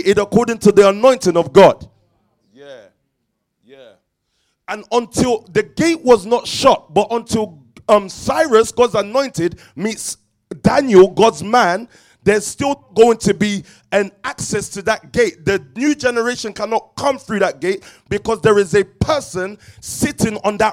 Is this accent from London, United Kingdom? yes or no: yes; London, United Kingdom; I was born in Stockwell